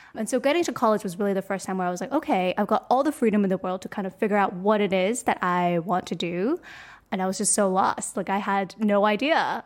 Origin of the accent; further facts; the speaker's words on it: Hong Kong; I was born and raised in Hong Kong